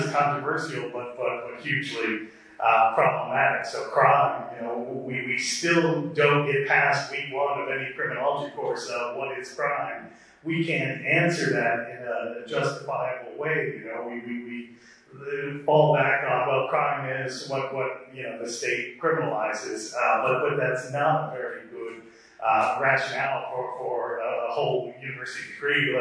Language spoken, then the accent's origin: English; United States; I'm an American